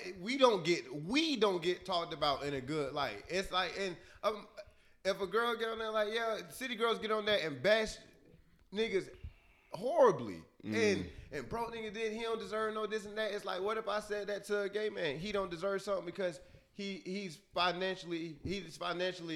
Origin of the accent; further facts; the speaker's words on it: Florida, United States; I'm from Florida